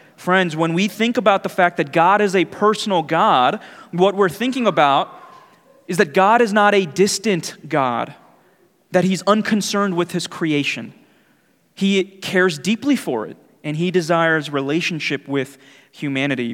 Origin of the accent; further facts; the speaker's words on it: New York City, New York, United States; moved away; growing up in New York City